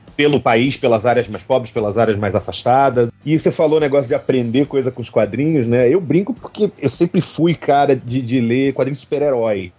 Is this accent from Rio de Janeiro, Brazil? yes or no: yes; Rio de Janeiro, Brazil; now in Belo Horizonte, Brazil; eu sou carioca